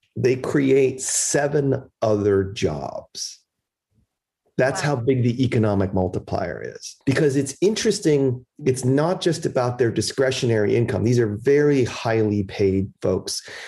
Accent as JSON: {"language": "English", "town": "Chicago", "region": "Illinois", "country": "United States", "tie": "born or raised there", "also_born_or_lived": "Philadelphia", "moved": "yes", "said": "They came here in 1960 and immigrated to Chicago, which is where I was born in 62"}